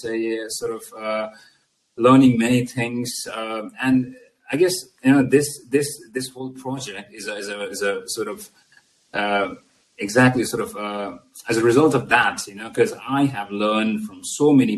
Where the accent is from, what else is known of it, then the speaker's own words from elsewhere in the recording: Nepal; moved away; originally I'm from Nepal.